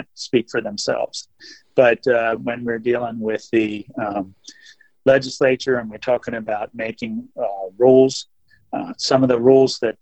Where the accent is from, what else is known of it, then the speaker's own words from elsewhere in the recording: Maryland, United States; I grew up on the Potomac River, which separates Virginia and Maryland right into Washington, D.C.